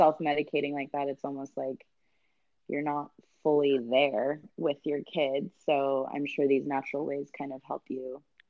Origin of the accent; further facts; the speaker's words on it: Santa Clara, California, United States; I was born and raised up there. In Santa Clara.